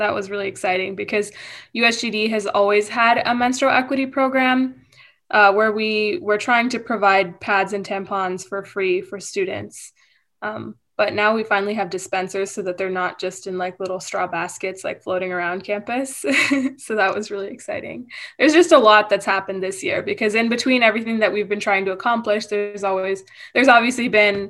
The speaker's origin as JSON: {"language": "English", "region": "Michigan", "country": "United States", "tie": "born there", "also_born_or_lived": "India / Arizona", "said": "So I was born in Michigan and then I lived in India for a few years. And then I came to Arizona"}